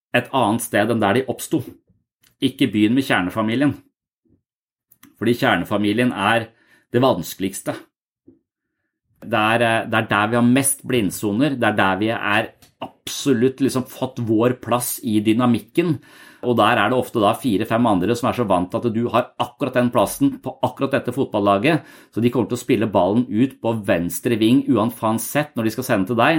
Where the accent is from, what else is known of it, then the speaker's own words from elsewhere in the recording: Tønsberg, Vestfold, Norway; moved away as an adult; also born or lived in Denmark; når jeg flytta fra Tønsberg, hvor jeg vokste opp, til militæret, og når jeg flytta fra militæret til Danmark